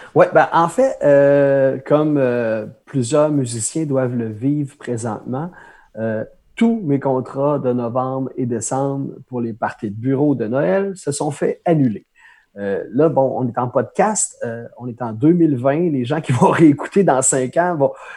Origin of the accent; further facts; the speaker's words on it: Pointe-Bel, Quebec, Canada; première opportunité de faire un spectacle dans un petit bar de mon village natal à pointe bel